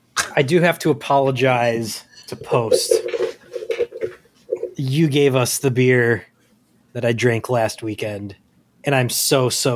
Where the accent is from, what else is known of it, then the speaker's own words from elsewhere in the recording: Midwest, United States; We're from the Midwest.